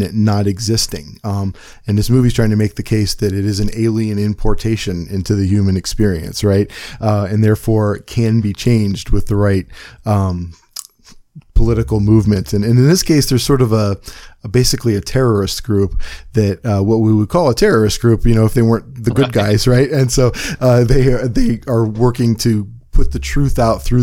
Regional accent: Cleveland, Ohio, United States; I'm from Cleveland and I mispronounce everything. We have the worst accent in the world

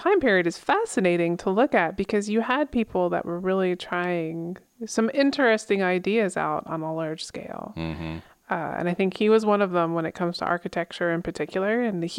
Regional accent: Pennsylvania, United States; I grew up in Pennsylvania, where everybody is familiar with falling water.

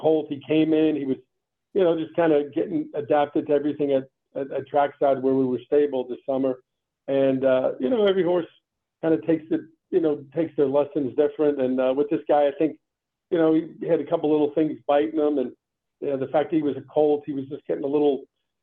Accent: New York City, New York, United States; also born or lived in Long Island, New York; I kind of grew up in Manhattan and went to school on Long Island

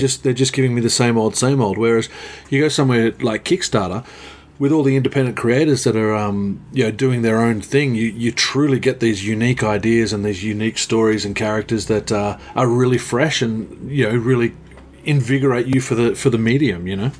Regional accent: Queanbeyan, New South Wales, Australia; my hometown here

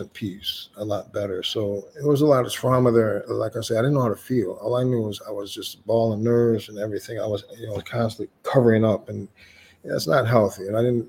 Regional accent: Lansing, Michigan, United States; Well, I'm from Lansing.

